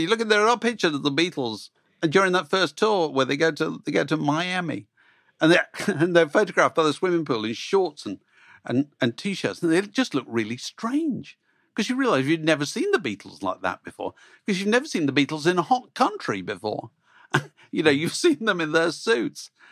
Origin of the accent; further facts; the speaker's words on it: England, United Kingdom; people like me growing up, because you suddenly thought being English, British, was a kind of cool thing to be